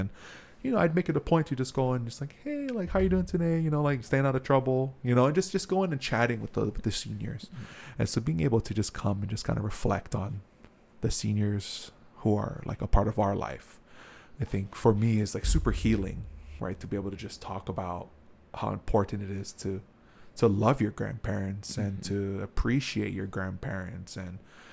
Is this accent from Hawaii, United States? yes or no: yes; Hawaii, United States; I'm from Hawaii.